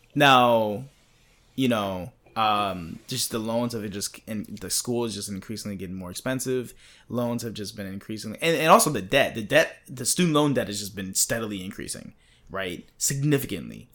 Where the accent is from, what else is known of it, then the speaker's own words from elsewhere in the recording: East Coast, United States; moved away; I'm from the East Coast